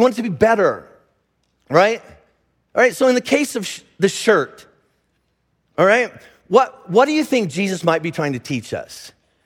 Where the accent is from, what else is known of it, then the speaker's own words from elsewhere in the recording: United States; I'm an American